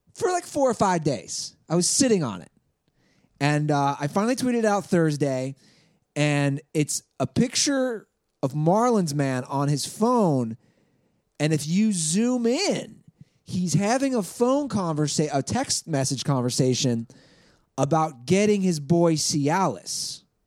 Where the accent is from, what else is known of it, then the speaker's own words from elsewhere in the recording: Midwest, United States; moved away as an adult; now in Los Angeles, United States; I'm from the Midwest.